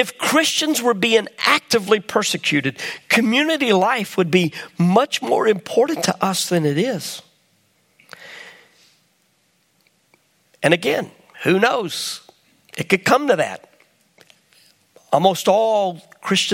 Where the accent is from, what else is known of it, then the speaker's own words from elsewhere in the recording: United States; I'm an American